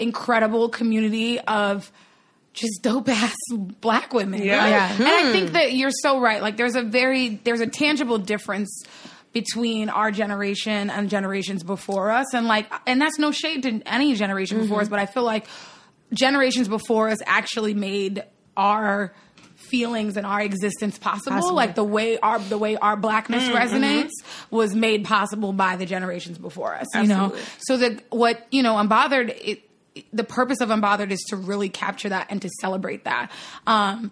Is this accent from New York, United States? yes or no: yes; Long Island, New York, United States; also born or lived in Brooklyn, New York; I grew up in Long Island.